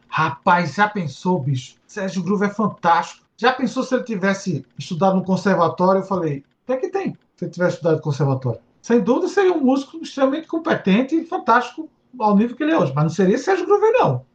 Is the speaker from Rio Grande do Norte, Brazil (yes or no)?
yes; Natal, Rio Grande do Norte, Brazil; eu nasci na vila, naquela vila perto do Parque das Dunas.